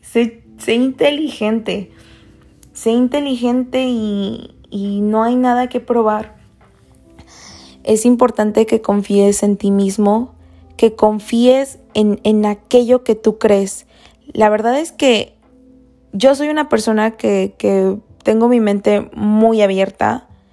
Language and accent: Spanish; Mexico; Soy de México